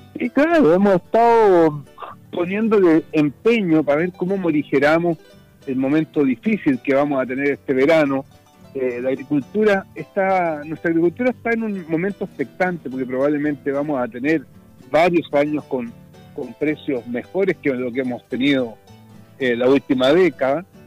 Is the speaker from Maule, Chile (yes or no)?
yes; Parral, Maule, Chile; Yo soy provinciano, soy del Maule, pauquenino